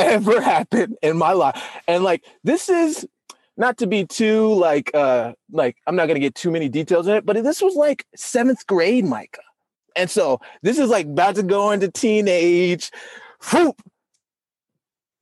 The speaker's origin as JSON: {"language": "English", "town": "Salt Lake City", "region": "Utah", "country": "United States", "said": "I'm from Utah, Salt Lake City, Utah"}